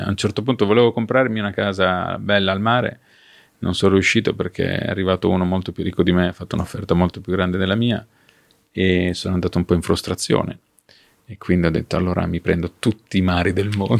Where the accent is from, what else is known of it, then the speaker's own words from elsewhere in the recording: Ravenna, Emilia-Romagna, Italy; sono di Ravenna